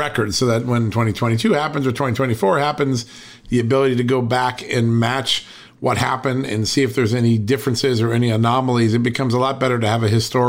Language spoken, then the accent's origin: English; Virginia, United States; my home state of Virginia